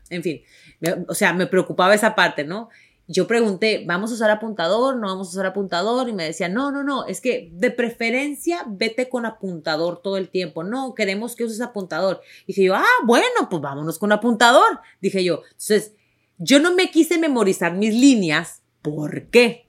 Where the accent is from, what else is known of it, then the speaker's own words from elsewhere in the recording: Tijuana, Baja California, Mexico; accent: ranchero; moved away as an adult; Yo nací en Tijuana, yo crecí en Tijuana